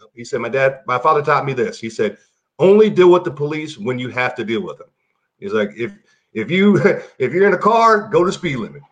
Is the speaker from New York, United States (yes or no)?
no; Baltimore, Maryland, United States; I grew up in Baltimore